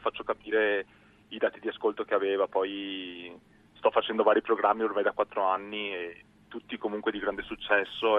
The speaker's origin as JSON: {"language": "Italian", "area": "near Venice, between Padua and Venice", "region": "Veneto", "country": "Italy", "accent": "Venetian", "moved": "as an adult", "lives_now": "South Korea", "said": "Io sono di, vicino a Venezia, di, di, un paesino che si chiama Milano, tra Padova e Venezia."}